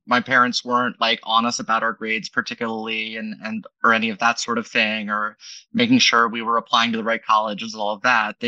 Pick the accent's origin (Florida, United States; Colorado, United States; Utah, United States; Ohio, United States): Ohio, United States; Dayton; moved away; Well, I'm from Dayton.